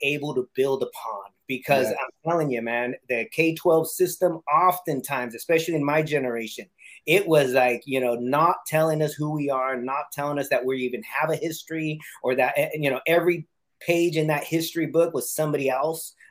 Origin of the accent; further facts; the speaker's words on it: California, United States; as Chicanos, you know, growing up in California